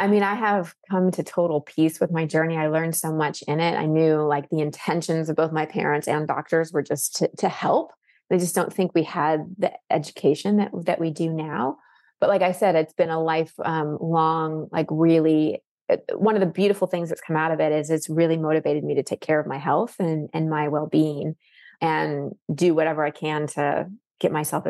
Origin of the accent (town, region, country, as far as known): Dallas, Texas, United States; born or raised there; now in Austin, United States